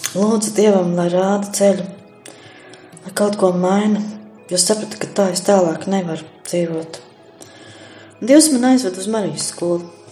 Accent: Sigulda Municipality, Latvia; now in Jaunaglona, Latvia; esmu no Siguldas novada Alušu pagasta

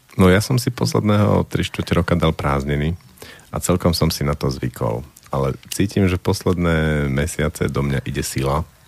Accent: Slovakia; ja som strávil detstvo v Tatrách, v tých Tatranských horách a v tých zimách

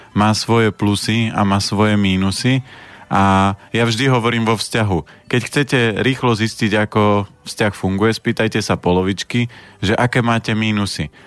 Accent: Orava, Žilina Region, Slovakia; ja pochádzam z Oravy

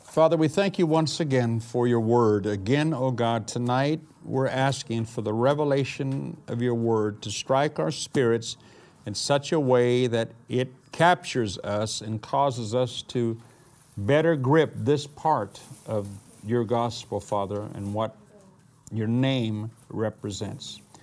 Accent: United States; moved away; also born or lived in Missouri; being an American

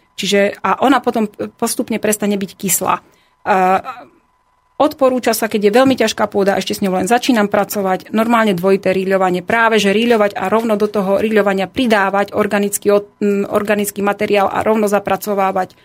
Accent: southern Slovakia, Slovakia; Ja som z Južného Slovenska a teraz momentálne žijem

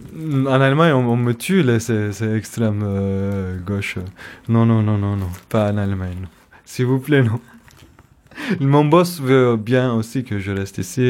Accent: Istanbul, Turkey; French is a second language; moved away as an adult; now in Stuttgart, Germany; je suis kurde d'Istanbul

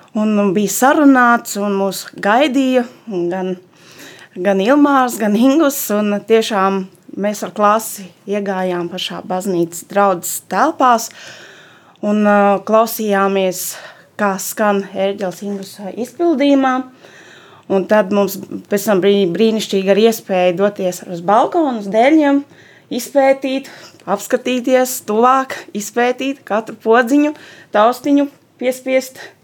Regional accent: Salaspils, Salaspils Municipality, Latvia; esmu no Salaspils

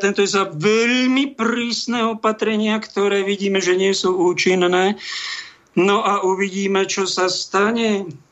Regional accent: Prievidza, Trenčín Region, Slovakia; Zrodená v Prievidzi, mojom rodnom meste

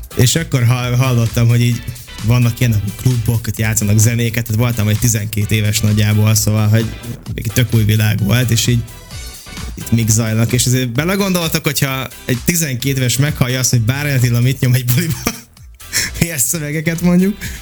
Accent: Békéscsaba, Békés, Hungary; moved away as an adult; now in Budapest, Hungary; én Dék és Csabán nőttem fel

